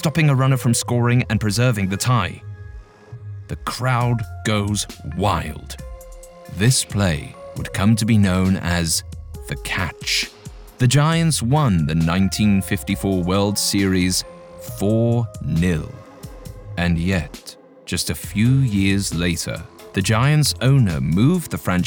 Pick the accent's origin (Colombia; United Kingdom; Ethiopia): United Kingdom; England; accent: English; my English accent